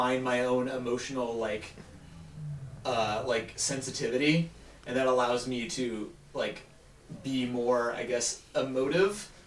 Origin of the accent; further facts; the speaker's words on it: Columbus, Ohio, United States; I grew up in Columbus, Ohio